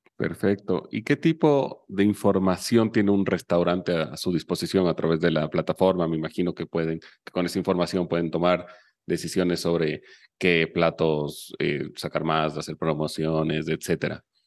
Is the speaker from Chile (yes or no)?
yes; Chile; Yo soy chileno